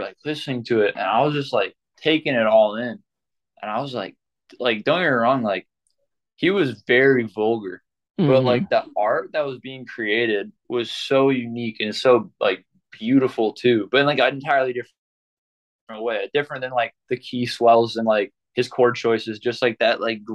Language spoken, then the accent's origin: English; Rockford, Illinois, United States; I was born in Rockford